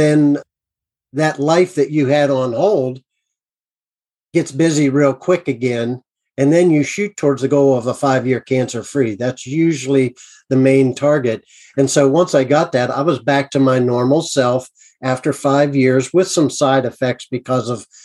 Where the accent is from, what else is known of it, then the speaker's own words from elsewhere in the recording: United States; I'm an American